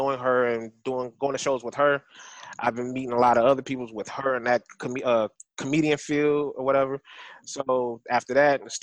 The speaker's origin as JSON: {"language": "English", "town": "Detroit", "region": "Michigan", "country": "United States", "moved": "yes", "lives_now": "Houston, United States", "said": "And I'm from Michigan. I'm from Detroit, Michigan"}